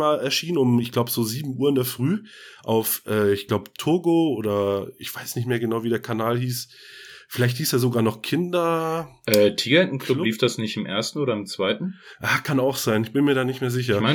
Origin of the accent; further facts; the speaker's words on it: Northern Germany, Germany; wir, wir kommen ja auch aus dem Norden. Äh, so alles Hanseaten, der hanseatische Snack noch so ein bisschen dabei.